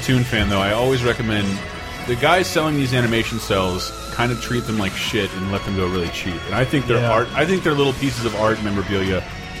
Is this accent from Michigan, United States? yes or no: no; Florida, United States; there was some kind of local pride, though, that was shot in my home state.